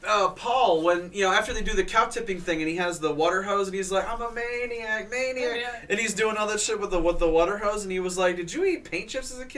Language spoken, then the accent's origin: English; Illinois, United States; I'm from Illinois